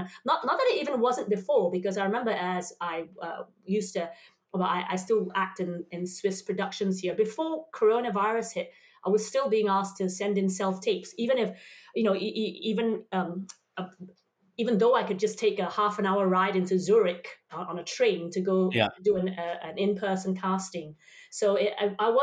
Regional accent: Singapore; in Singapore where we have multicultures there.

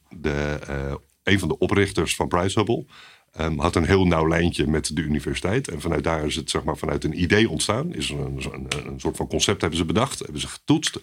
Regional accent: Haarlem, North Holland, Netherlands; also born or lived in Maastricht; Opgegroeid in Haarlem. Mooie stad

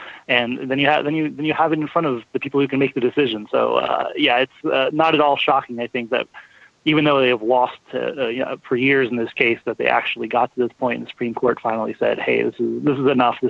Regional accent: Oregon, United States; my home state of Oregon here

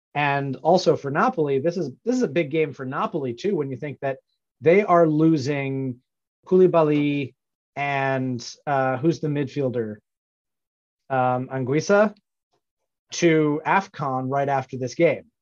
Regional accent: New York, United States; as a New Yorker

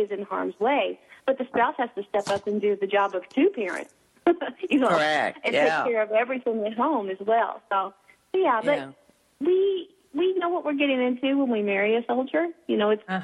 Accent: Louisville, Kentucky, United States; moved away as an adult; now in Savannah, United States; I currently live outside of Savannah, Georgia, but I'm from Louisville, Kentucky

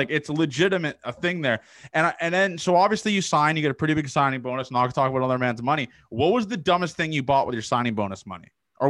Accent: Canada; especially being a Canadian, we don't have many frats here.

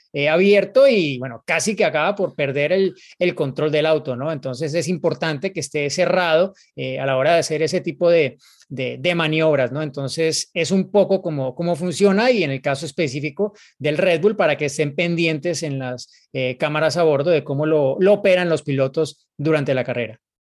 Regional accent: Colombia

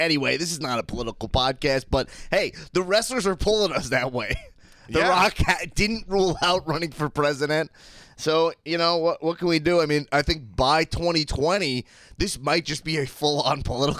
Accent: Long Island, New York, United States; I gotta pronounce it because I'm from Long Island.

